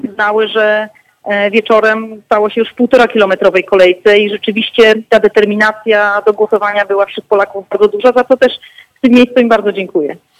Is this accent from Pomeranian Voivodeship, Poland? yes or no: yes; Gdańsk, Pomeranian Voivodeship, Poland; z mojego rodzinnego miasta, gdzie głosowałam rano w Gdańsku